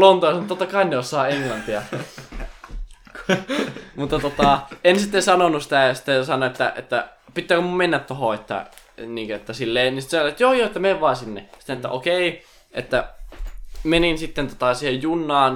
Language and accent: Finnish; Finland; mä oon Suomesta